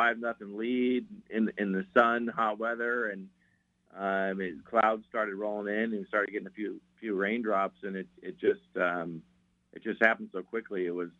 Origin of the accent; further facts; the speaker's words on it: Western Washington, United States; I'm from Western Washington. I've lived over here my whole life